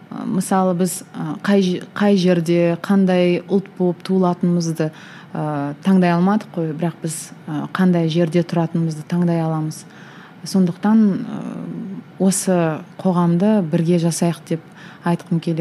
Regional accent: Kazakhstan; қазақ болғаным үшін

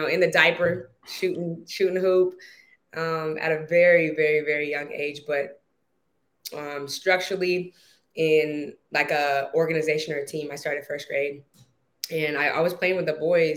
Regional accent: Bay Area, California, United States; being that I was from the Bay, we frequented going to a lot of SAC King games.

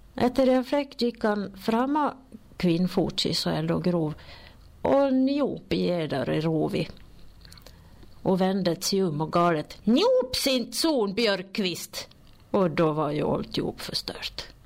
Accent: Sollerön, Dalarna County, Sweden; accent: Sollerö dialect; jag är från Soldis och jag pratar soldmål

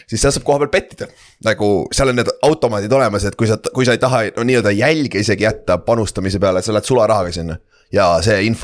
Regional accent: Tartu, Tartu County, Estonia; mina kui tartlane küsin.

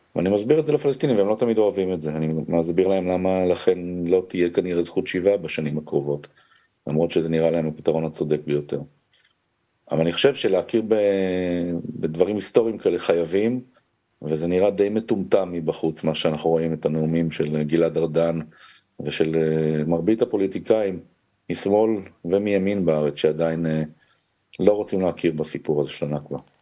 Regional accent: Israel; אני קודם כל לא פלסטיני, אני ישראלי

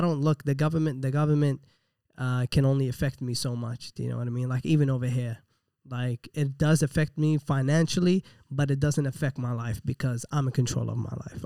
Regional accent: Iraq; moved away; I was born in Iraq, man, and, and they let me in the country

